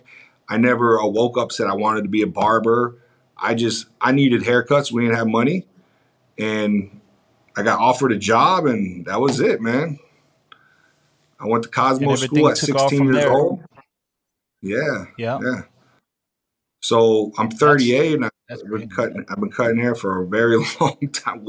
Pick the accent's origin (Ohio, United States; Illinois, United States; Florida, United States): Florida, United States; Miami; I'm born and raised in Miami, Florida.